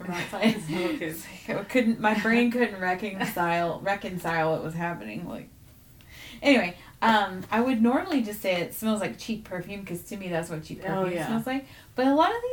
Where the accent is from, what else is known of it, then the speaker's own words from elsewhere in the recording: Texas, United States; I'm not French, okay? I'm from Texas